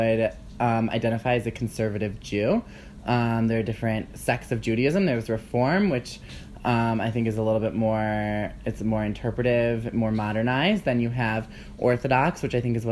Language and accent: English; Cleveland, Ohio, United States; moved away as an adult; also born or lived in Cincinnati, Ohio; now in New York, United States; I am from Cleveland, Ohio. Born and raised, went to school in Cincinnati